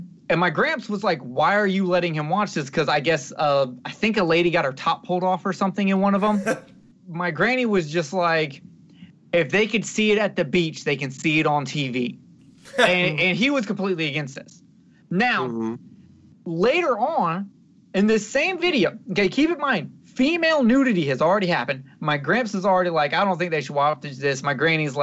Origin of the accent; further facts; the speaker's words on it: Alabama, United States; I'm from Alabama. I am from the Bible Belt